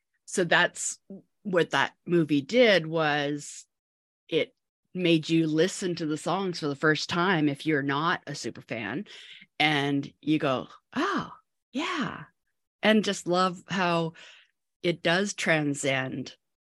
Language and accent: English; New Westminster, British Columbia, Canada; I grew up in New Westminster, BC. It's just outside of Vancouver in Canada.